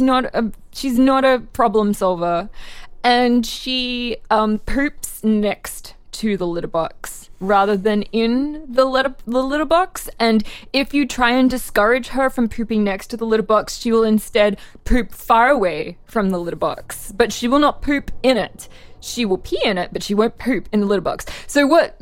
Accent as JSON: {"language": "English", "country": "Australia", "moved": "yes", "lives_now": "United States", "said": "I'm Australian originally. Now I'm a dual citizen."}